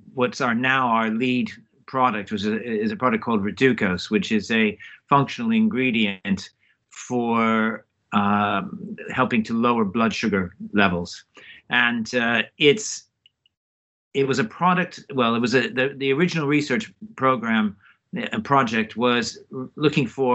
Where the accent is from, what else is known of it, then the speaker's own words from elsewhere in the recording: Palo Alto, California, United States; moved away as an adult; also born or lived in United Kingdom; now in Oxford, United Kingdom; I grew up in Palo Alto